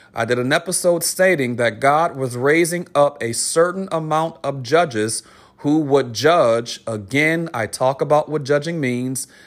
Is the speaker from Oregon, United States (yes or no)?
no; New Orleans, Louisiana, United States; I'm from New Orleans